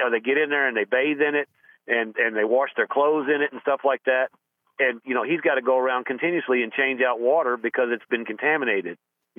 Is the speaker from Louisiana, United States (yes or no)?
no; Texas, United States; moved away as an adult; I'm a transplant from Texas. I moved here in 2000 because of a job relocation.